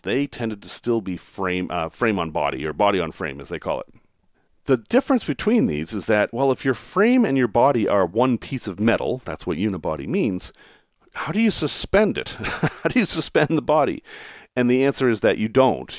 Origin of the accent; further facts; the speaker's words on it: the North, United States; Growing up in the North